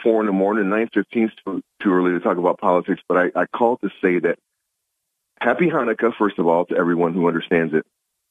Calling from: Binghamton, New York, United States; I'm calling from Binghamton, New York

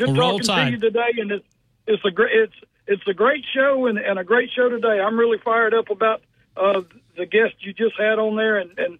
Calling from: Alabama, United States; I am calling you from Uri, Alabama.

